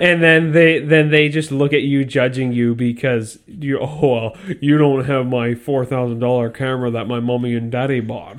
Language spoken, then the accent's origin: English; Canada; we're Canadian and we grew up poor